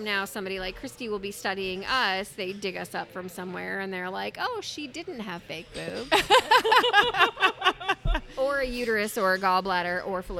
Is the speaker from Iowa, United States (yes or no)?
no; Utah, United States; now in Arizona, United States; I was raised in Utah.